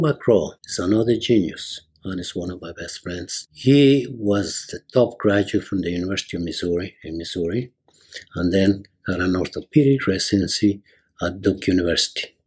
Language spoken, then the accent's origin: English; Ambato, Tungurahua, Ecuador; moved away as an adult; now in United States; I am originally from Ecuador, South America, a small town called Ambato, which is south of Quito, the capital. I went to grammar school and high school